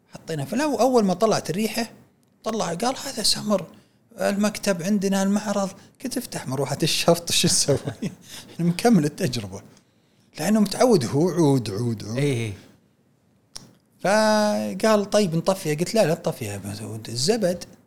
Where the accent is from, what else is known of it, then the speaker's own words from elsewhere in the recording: Saudi Arabia; احنا في السعوديه